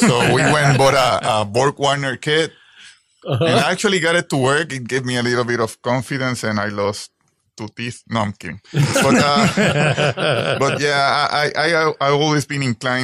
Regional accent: Puerto Rico; moved away; I was born in the beautiful Puerto Rico

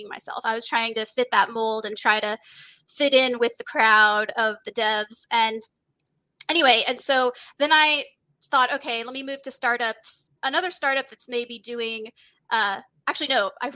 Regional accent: Texas, United States; moved away as an adult; also born or lived in California / Mountain View, California; now in San Diego, United States; I was born in California, but when I was two, we moved to Texas. So I actually spent my formative years in Texas

